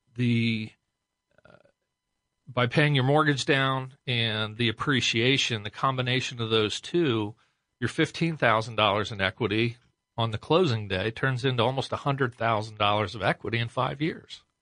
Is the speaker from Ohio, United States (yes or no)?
yes; Westerville, Ohio, United States; also born or lived in New Albany, Ohio; born and raised in Westerville